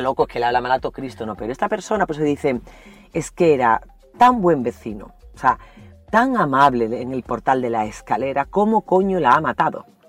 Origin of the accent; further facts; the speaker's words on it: Andalusia, Spain; also born or lived in El Salvador; soy andaluza